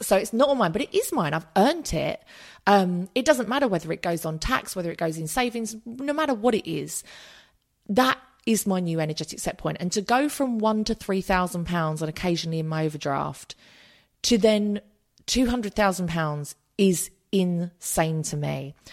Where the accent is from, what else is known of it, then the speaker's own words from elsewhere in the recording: United Kingdom; we're British